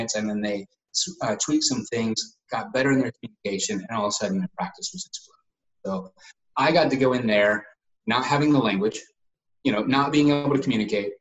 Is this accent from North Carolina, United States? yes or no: yes; Asheville, North Carolina, United States; moved away as an adult; also born or lived in Dallas, Texas; my hometown in Asheville, North Carolina